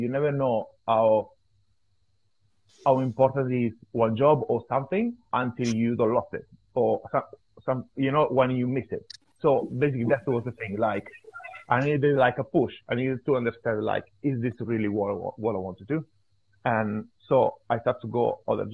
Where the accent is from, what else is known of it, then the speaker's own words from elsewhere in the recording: Italy; I'm from Italy, small city, Italian family